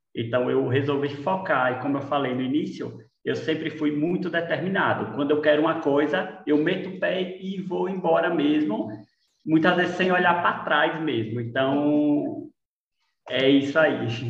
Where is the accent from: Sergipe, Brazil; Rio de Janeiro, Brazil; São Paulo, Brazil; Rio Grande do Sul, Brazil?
Sergipe, Brazil; Lagarto; moved away as an adult; now in Aracaju, Brazil; Eu sou do, do, de Lagarto, do interior de Lagarto, eu sou filho de agricultores